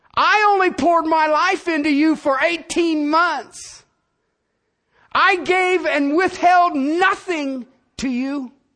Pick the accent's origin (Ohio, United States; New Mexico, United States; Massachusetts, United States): Ohio, United States; moved away; also born or lived in Cincinnati; I'm from Ohio. All of my people are in Southern Ohio and Kentucky and Tennessee